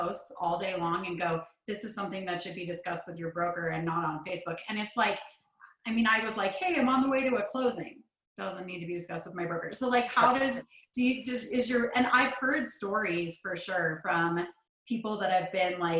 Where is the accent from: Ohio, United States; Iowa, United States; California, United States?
California, United States; Santa Monica; moved away; I'm actually from California, grew up in Santa Monica